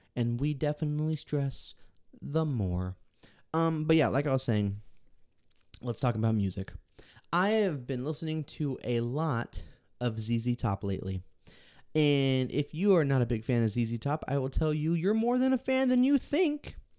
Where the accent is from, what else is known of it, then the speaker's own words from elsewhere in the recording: Texas, United States; Born and raised in Texas.